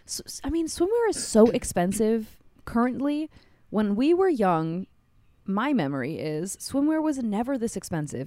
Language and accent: English; Hawaii, United States; did I mention yet in this episode we're from Hawaii